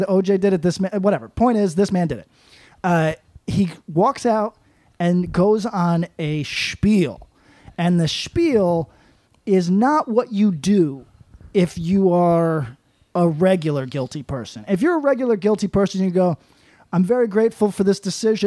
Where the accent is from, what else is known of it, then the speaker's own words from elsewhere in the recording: Broward County, Florida, United States; I was born in Broward County.